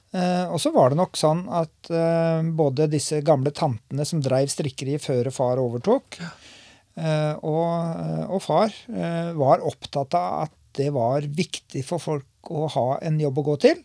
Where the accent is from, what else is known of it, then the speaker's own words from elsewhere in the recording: Lunde, Norway; also born or lived in Oslo; jeg var bare en liten guttunge når vi flytta til Lunde